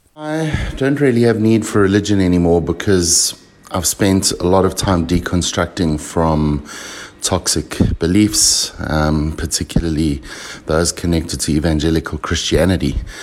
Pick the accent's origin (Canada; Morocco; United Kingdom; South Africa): United Kingdom; Belfast, Northern Ireland; we're doing this in my hometown now